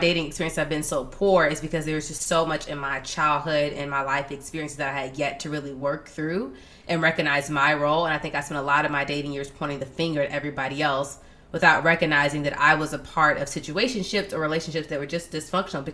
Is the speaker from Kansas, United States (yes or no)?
no; Atlanta, Georgia, United States; now in Washington, D.C., United States; We're both from Atlanta